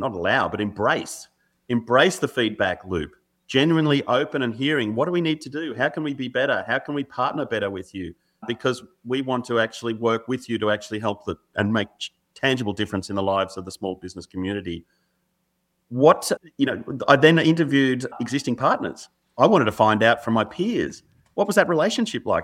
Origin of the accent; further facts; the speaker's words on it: Australia; growing up in Australia, particularly in the seventies and eighties and nineties